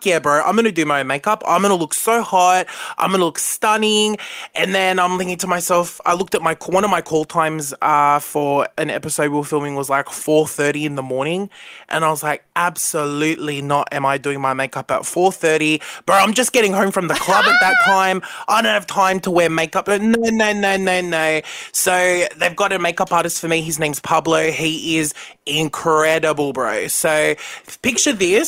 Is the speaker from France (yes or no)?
no; Bankstown, New South Wales, Australia; I grew up in Bankstown. I still live in the area.